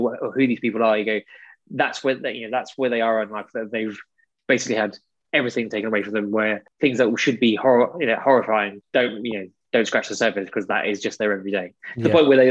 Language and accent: English; United Kingdom; as British people